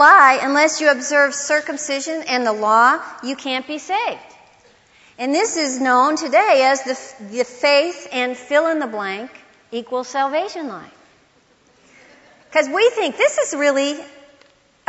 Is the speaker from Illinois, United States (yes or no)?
yes; Illinois, United States; moved away as an adult; now in Texas, United States; I was from Illinois